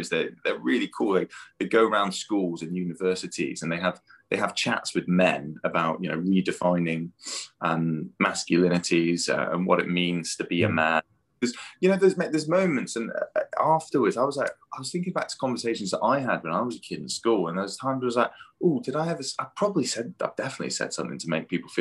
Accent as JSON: {"language": "English", "country": "United Kingdom", "said": "our culture as well, like being British"}